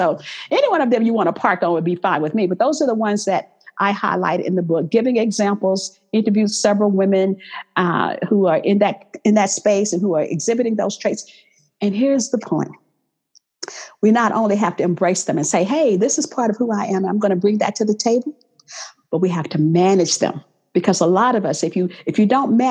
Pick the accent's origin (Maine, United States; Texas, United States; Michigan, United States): Texas, United States; moved away as an adult; now in Los Angeles, United States; I grew up in the South